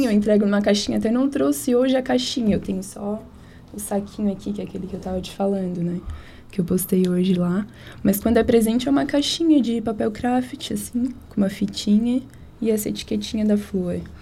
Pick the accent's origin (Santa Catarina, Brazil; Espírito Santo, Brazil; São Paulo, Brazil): Santa Catarina, Brazil; Tubarão; also born or lived in Rio Grande do Sul; sou gaúcha, mas eu moro aqui desde os três anos. Então todo mundo diz que eu sou catarina.